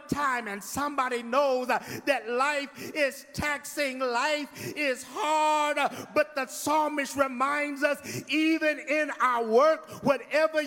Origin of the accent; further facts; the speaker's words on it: Midwest, United States; now in Houston, United States; I'm from the Midwest